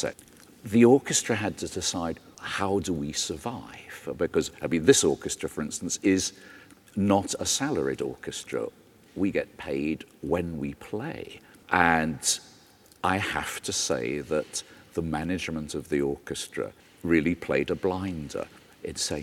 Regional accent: Liverpool, North West England, United Kingdom; I come from Liverpool

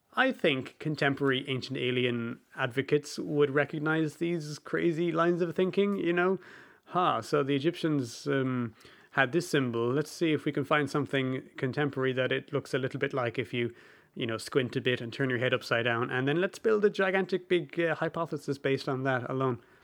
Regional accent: Ireland; I'm Irish

